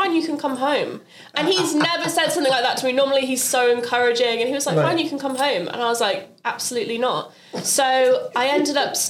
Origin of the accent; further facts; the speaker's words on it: Ireland; also born or lived in United Kingdom; I'm Irish, so everybody in my family can sing.